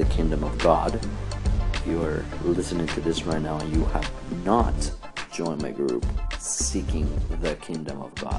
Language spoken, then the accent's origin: English; Mexico City, Mexico; I was born and raised in Mexico City